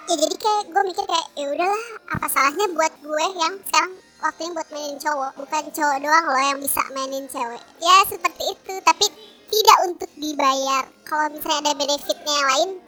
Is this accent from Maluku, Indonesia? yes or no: no; Bogor, West Java, Indonesia; gue orang Bogor